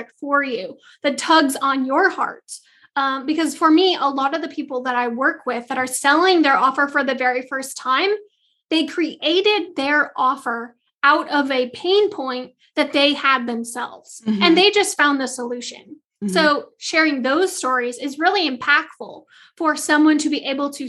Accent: Michigan, United States; also born or lived in Southeast US; now in Southeast, United States; I'm originally from Michigan, so I have plenty of Christmases with snow

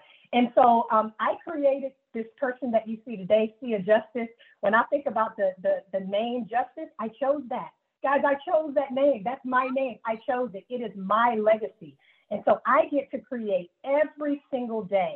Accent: Greenville, South Carolina, United States; growing up in Greenville, South Carolina

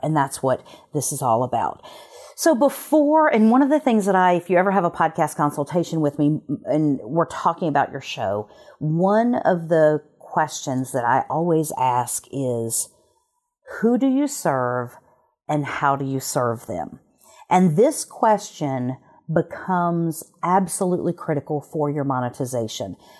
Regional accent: Alabama, United States; moved away; I'm from Alabama originally

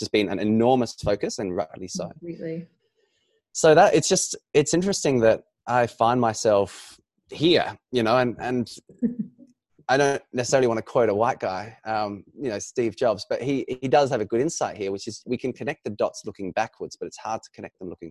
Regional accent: Australia; being an Australian and born in Australia

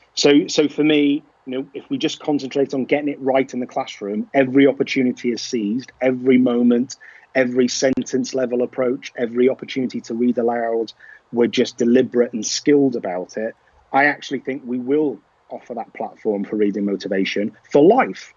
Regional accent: Liverpool, North West England, United Kingdom; I am from Liverpool

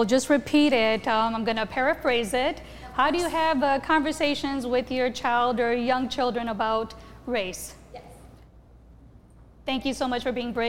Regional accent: India; now in Cedar Rapids, United States; I was born in India.

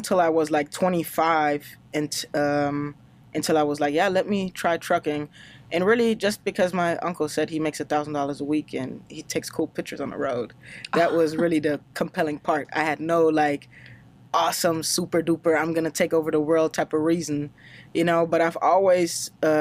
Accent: Germany; English is a second language; moved away as an adult; now in United States; I grew up in Germany, so I'm German, even though it doesn't look like it and doesn't sound like it

